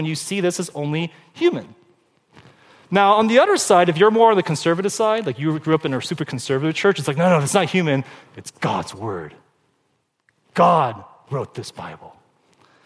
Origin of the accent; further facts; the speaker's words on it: Glendora, California, United States; I grew up in Glendora, no Asians, very white, very non-Asian